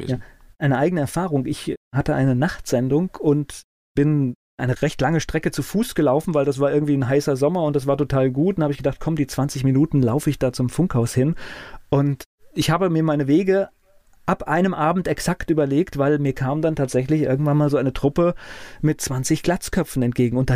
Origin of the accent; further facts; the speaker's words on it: West Germany, Germany; für mich als Westdeutscher